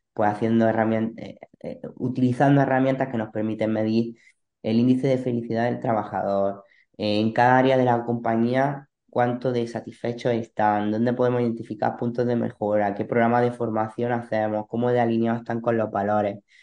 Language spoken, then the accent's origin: Spanish; Granada, Andalusia, Spain; moved away as an adult; now in Almería, Spain; Soy de Granada